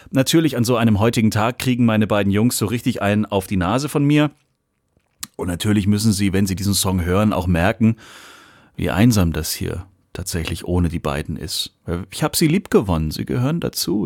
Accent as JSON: {"language": "German", "region": "Swabia", "country": "Germany", "said": "als Schwabe"}